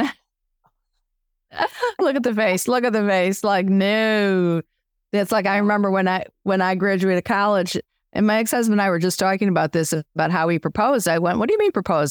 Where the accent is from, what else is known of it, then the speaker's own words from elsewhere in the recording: Chicago, Illinois, United States; I'm Chicago